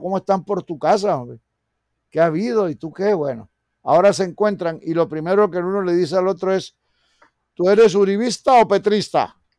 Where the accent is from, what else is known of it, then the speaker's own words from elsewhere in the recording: Colombia; Todos somos colombianos.